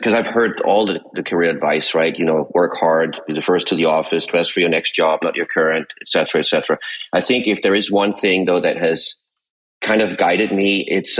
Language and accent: English; Denmark; English is a second language; moved away as an adult; also born or lived in Ireland; now in Arizona, United States; I was born and raised in Denmark, which is why you'll sometimes hear that I don't sound entirely native